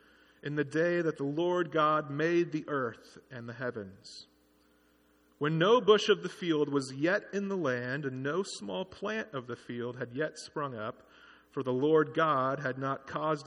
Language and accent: English; Kingsburg, California, United States; working at CVS in my hometown of Kingsburg